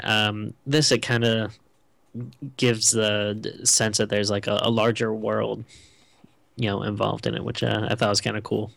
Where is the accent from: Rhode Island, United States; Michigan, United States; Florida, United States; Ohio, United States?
Rhode Island, United States; I'm from Rhode Island